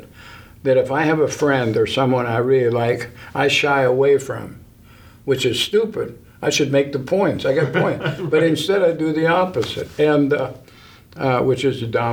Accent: Wheeling, West Virginia, United States; also born or lived in Mount Pleasant, Ohio; I was born in North Wheeling Hospital

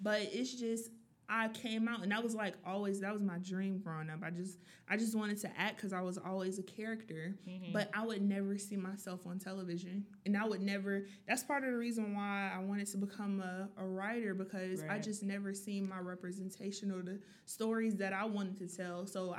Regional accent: the South, United States; Guys, I am from the South. But I don't necessarily sound like I'm from the South.

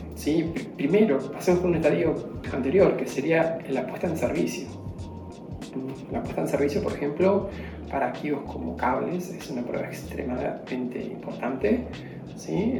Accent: Argentina; como argentino

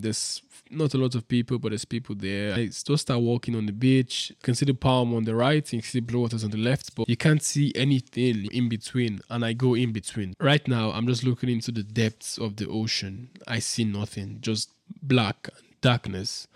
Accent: Nigeria; moved away as an adult; now in Dubai, United Arab Emirates; I'm this guy from Nigeria who came to Dubai a week ago

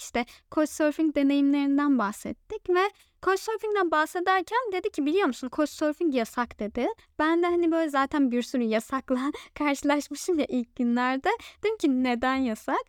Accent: Turkey

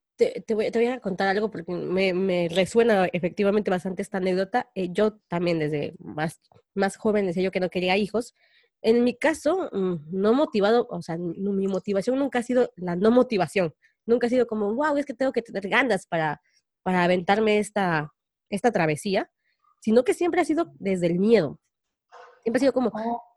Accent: Mexico; los mexicanos podemos salir adelante

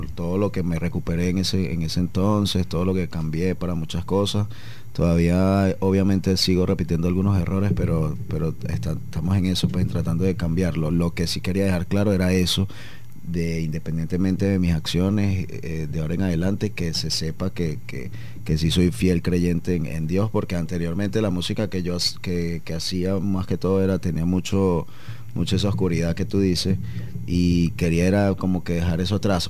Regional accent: Caracas, Capital District, Venezuela; moved away as an adult; now in Medellín, Colombia; Nosotros en Caracas que tenemos a La Guaira ahí como a 30 minutos

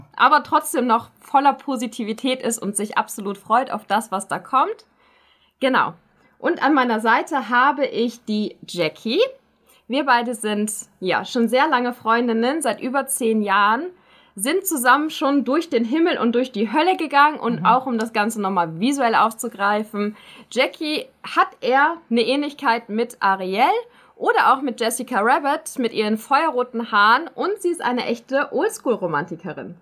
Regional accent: Germany; now in Schaffhausen, Switzerland; Ich als Deutsche

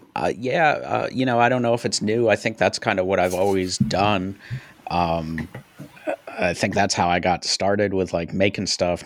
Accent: upstate New York, United States; moved away; I'm from upstate New York, so I've got family up there.

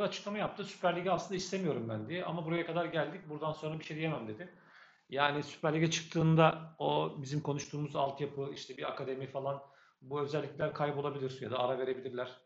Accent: Sakarya, Turkey; Sakaryalıyız biz

